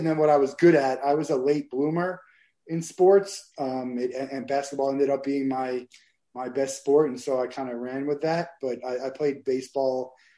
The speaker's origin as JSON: {"language": "English", "town": "Marlboro", "region": "New Jersey", "country": "United States", "tie": "born or raised there", "moved": "as an adult", "lives_now": "Florida, United States", "said": "I'm from Marlboro, New Jersey, central New Jersey. And grew up there and lived in New Jersey till I went to college in Florida"}